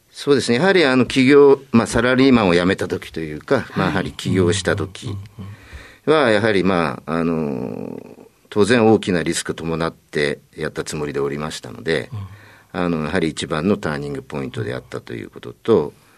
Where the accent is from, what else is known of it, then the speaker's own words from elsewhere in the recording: Tokyo, Japan; 東京都でございます